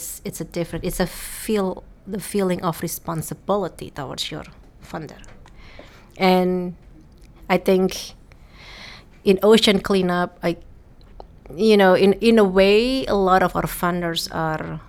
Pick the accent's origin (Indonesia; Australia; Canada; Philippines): Indonesia; moved away as an adult; now in Netherlands; I was born and raised in Indonesia. I was Indonesian.